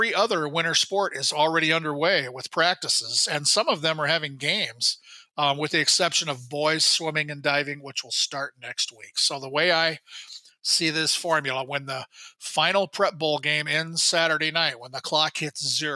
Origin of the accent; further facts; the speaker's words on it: Iowa, United States; now in Minnesota, United States; my home state of Iowa